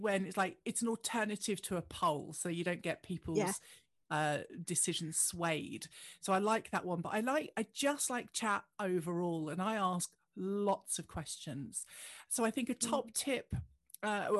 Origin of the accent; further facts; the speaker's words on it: United Kingdom; I'm British